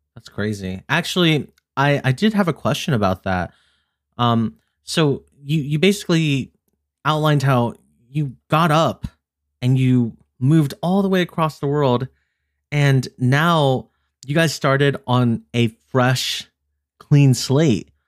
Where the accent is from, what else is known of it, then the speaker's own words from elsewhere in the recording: Philippines; I'm Filipino